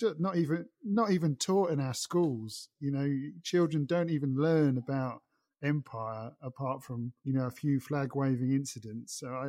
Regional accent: United Kingdom; as a British person

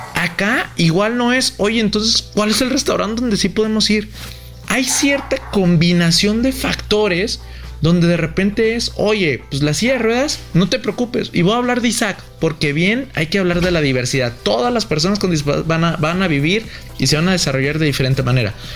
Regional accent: Guadalajara, Jalisco, Mexico; yo soy de Guadalajara

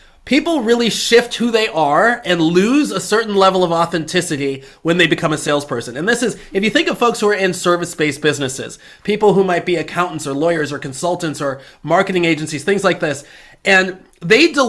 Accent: Chicago, Illinois, United States; I grew up in Chicago

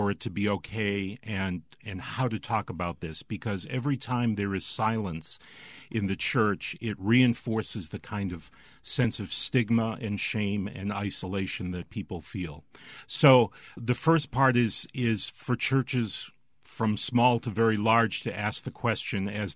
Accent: Boston, Massachusetts, United States; moved away as an adult; now in Mississippi, United States; I'm originally from the Boston area

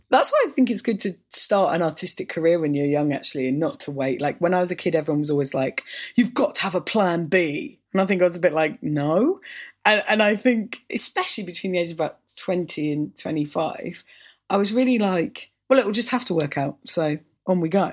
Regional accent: Orpington, London, United Kingdom; also born or lived in St Mary Cray; growing up in Orpington

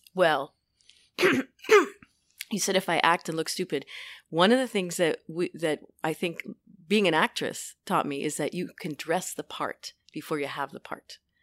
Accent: New York City, New York, United States; growing up in New York City, growing up in Brooklyn

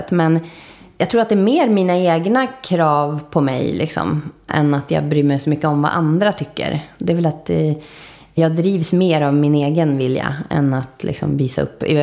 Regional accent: Spain; Jag växte upp i Spanien till stor del. Och höll på med teater. Gjorde ett år i England på en teaterinriktad skola och sådär.

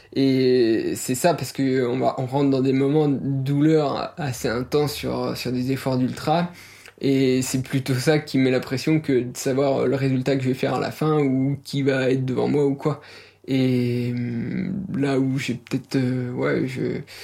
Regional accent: Les Plans d'Hotonnes, southern Jura massif, Auvergne-Rhône-Alpes, France; moved away as an adult; also born or lived in Pontarlier; now in Jougne, France; Moi je suis pas originaire euh, de Jung, hein, je viens de des plans d'automne, c'est une petite station de ski au sud du massif du Jura. J'ai vécu 20 ans là-bas, toute mon adolescence, mon enfance.

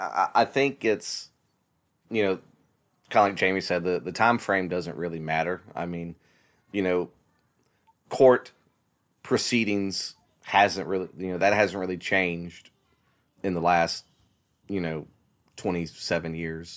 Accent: South Carolina, United States; a really big deal here in my home state of South Carolina.

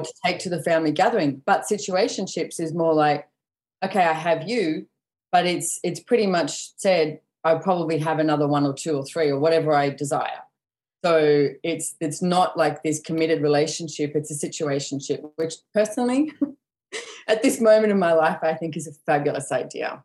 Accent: Sydney, New South Wales, Australia; now in Sunshine Coast, Australia; I was born and bred in Sydney

